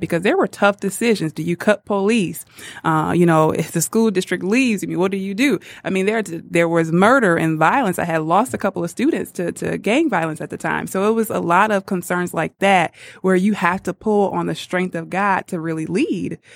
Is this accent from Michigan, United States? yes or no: yes; Muskegon Heights, Michigan, United States; moved away as an adult; now in Detroit, United States; I grew up on the best side, Muskegon Heights, and went to Muskegon Heights Public